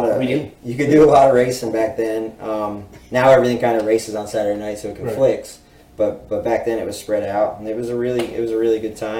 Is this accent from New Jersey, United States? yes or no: yes; Manasquan, New Jersey, United States; moved away; I grew up in Manasquan, New Jersey, which is right next to Wall, New Jersey, which is where Wall Stadium is.